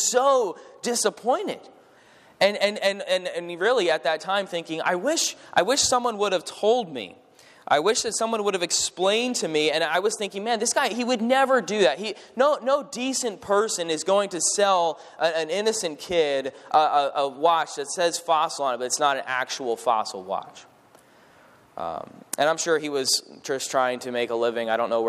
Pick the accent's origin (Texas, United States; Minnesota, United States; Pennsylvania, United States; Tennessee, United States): Pennsylvania, United States; Allentown; I grew up in Allentown, Pennsylvania, which is in the Lehigh Valley area, near Philadelphia on that side of the state